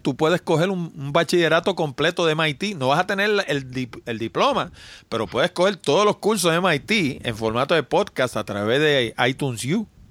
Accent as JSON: {"language": "Spanish", "region": "New York", "country": "United States", "tie": "born or raised there", "said": "yo nací en Nueva York, yo hablo un inglés como un americano y hablo español también."}